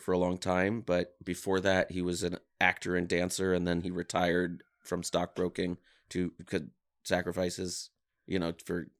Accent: Los Angeles, California, United States; Mm-hmm. In Mar Vista, yeah.

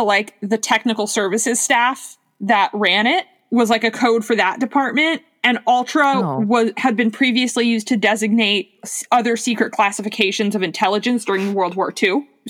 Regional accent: Miami, Florida, United States; moved away; because I grew up in Miami

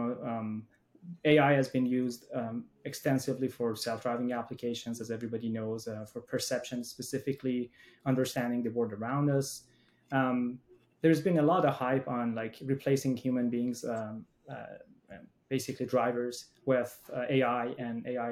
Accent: Iran; moved away as an adult; now in United States; I grew up in Iran

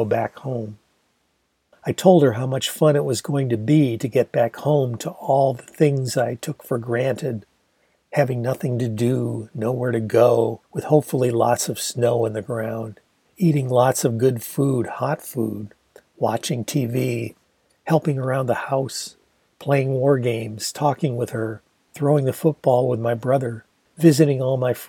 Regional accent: Michigan, United States; our local Michigan Wolverines

